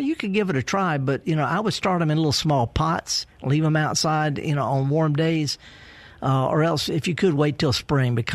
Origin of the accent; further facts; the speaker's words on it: the Mississippi Delta, United States; I'm from the Delta, too